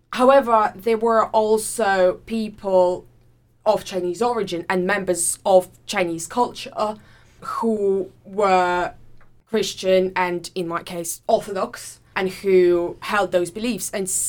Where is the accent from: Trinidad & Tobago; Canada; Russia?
Russia; Saint Petersburg; moved away as an adult; also born or lived in Durham, United Kingdom; now in Manchester, United Kingdom; I do come from abroad. I'm Russian. I come from St. Petersburg. I did my undergraduate and my master's in Durham University, which was the first place in the UK that I came to 5 years ago now